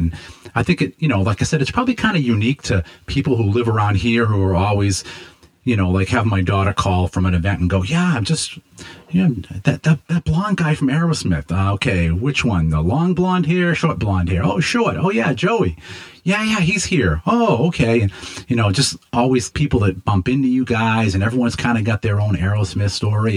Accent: Lowell, Massachusetts, United States; I was born in Lowell

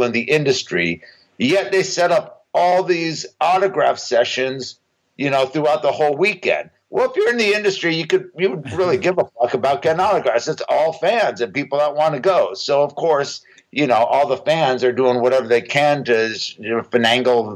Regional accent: Huntington Beach, California, United States; I grew up in Huntington Beach, which is literally 10-15 minutes from the Anaheim Convention Center

